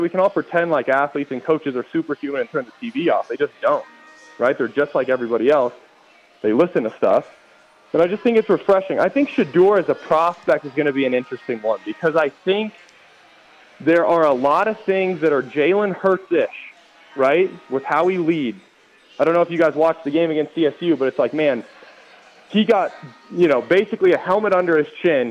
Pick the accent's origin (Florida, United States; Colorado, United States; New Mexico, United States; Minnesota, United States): Colorado, United States; I grew up in Colorado by the time that I was going through high school